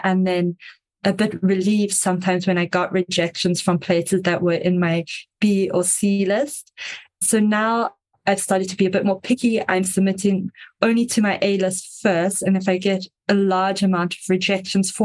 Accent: South Africa; I am South African, if you can hear the slightly strange accent

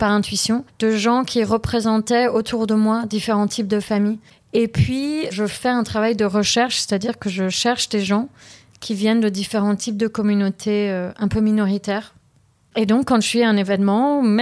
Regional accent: Paris, Île-de-France, France; born there; also born or lived in London area, United Kingdom; Je suis née à Paris d'un papa qui est libanais et syrien et d'une maman qui est française. Ensuite, on a pas mal vécu euh, près de Londres. Euh, ensuite, je suis revenue en France dans mon adolescence

